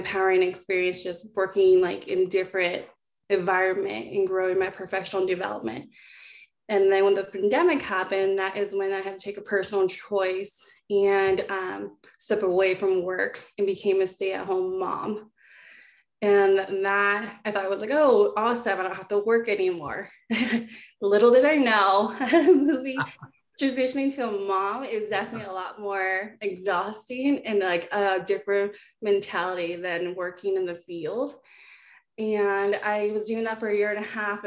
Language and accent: English; Boise, Idaho, United States; also born or lived in Australia / Tonga; when I was four, that's when we migrated to Idaho, and I've kind of been here and raised here in the Boise area